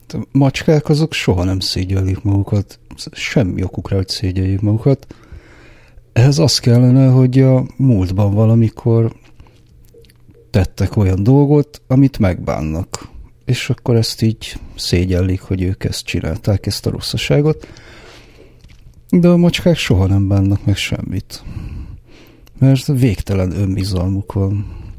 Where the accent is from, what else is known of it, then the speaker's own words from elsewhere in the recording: Budapest, Hungary; én zuglói gyerek vagyok. Igazából egy zuglói panel proli vagyok.